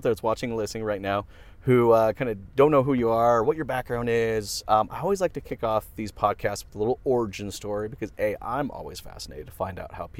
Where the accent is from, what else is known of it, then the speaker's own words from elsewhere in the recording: Canada; Being two Canadian boys